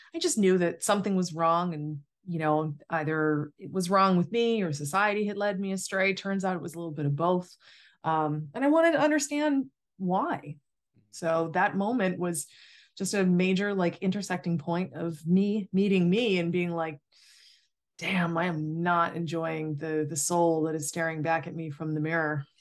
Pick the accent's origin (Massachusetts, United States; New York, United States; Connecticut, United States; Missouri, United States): Massachusetts, United States; I grew up in Massachusetts